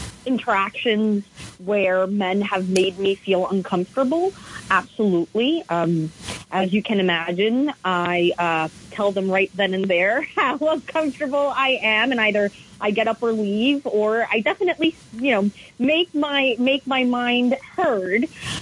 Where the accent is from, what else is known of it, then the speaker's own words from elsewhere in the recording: New York, United States; I've been feeling really embarrassed as a New Yorker